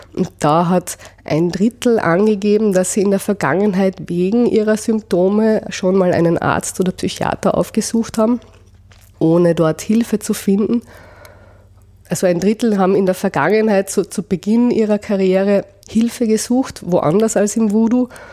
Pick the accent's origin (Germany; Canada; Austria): Austria; also born or lived in Vienna; bei uns in Österreich